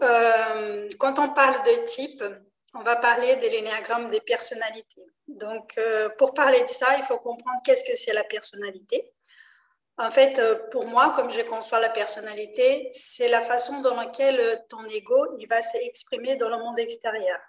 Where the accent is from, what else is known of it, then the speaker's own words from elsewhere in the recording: Rio de Janeiro, Brazil; French is a second language; now in France; je suis d'origine brésilienne, je suis née à Rio